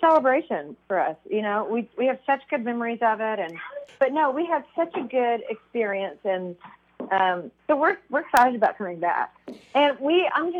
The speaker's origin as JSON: {"language": "English", "region": "Missouri", "country": "United States", "said": "I'm from Missouri"}